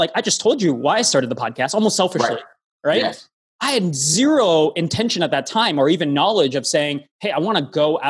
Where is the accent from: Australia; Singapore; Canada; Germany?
Canada; Toronto, Ontario; I'm from Toronto, hometown originally.